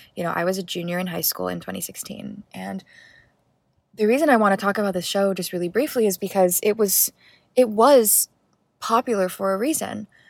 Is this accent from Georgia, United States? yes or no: no; Hawaii, United States; I grew up in Hawaii